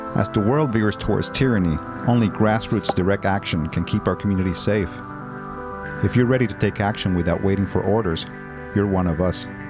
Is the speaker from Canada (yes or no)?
yes; Canada; also born or lived in British Columbia; I'm a card carrying Aboriginal Canadian